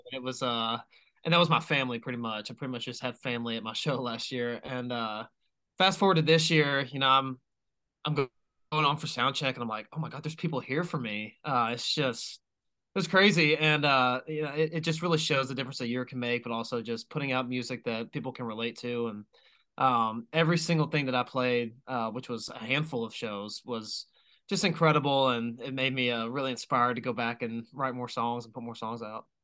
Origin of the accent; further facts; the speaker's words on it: Knoxville, Tennessee, United States; I'm from Knoxville